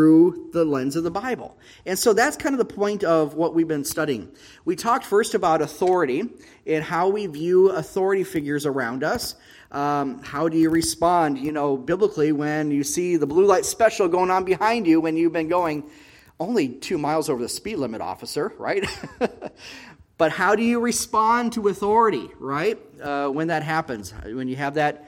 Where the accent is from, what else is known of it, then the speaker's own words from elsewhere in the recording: United States; moved away as an adult; now in Israel; us as American expats